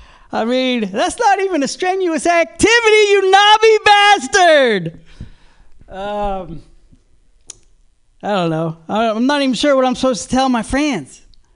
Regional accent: the South, United States; I'm not Jewish, though. I'm Italian. But I'm from the South, so I don't have that cool New York Italian gangster accent like you see in the movies. My mother does, though. She's from the Bronx.

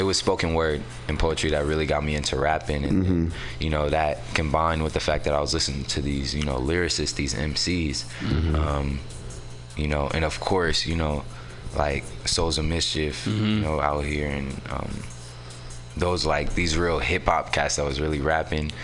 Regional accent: San Francisco, California, United States; born or raised there; also born or lived in Oakland

